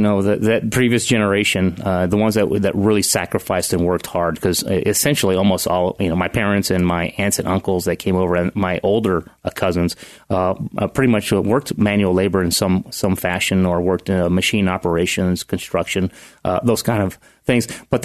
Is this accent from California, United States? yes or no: yes; Strathmore, California, United States; also born or lived in Texas, United States; I was born in Texas, but only lived there for about 2 years, and then they finally settled in Central California, small town, agriculture of about 3,000 people, Strathmore. Sure. So I was raised there my entire life, essentially.